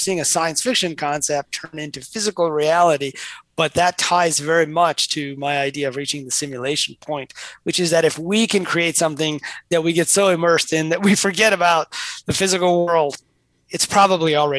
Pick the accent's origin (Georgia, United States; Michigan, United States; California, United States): Michigan, United States; Detroit; I grew up in Detroit